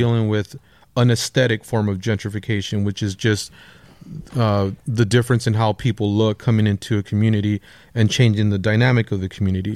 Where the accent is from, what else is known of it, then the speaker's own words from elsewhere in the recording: Lennox, California, United States; grew up in Lenox, uh, by the L A X airport